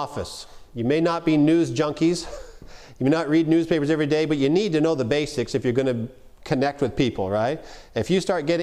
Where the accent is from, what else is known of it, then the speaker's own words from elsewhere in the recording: Canada; now in United States; I'm a Canadian. Don't hold that against me. I have American citizenship too now